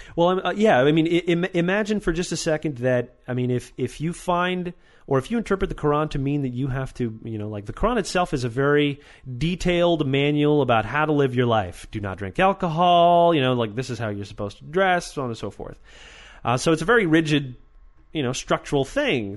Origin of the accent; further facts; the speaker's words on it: Weedon, Quebec, Canada; my hometown in Weeden, Quebec